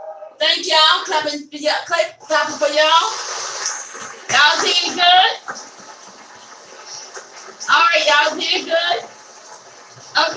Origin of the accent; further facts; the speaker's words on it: Kentucky, United States; moved away; live in Kentucky, my hometown